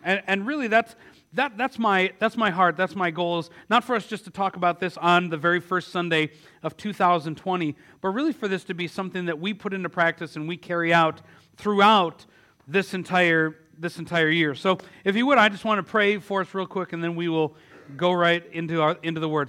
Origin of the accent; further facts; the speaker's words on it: Milwaukee, Wisconsin, United States; my hometown of Milwaukee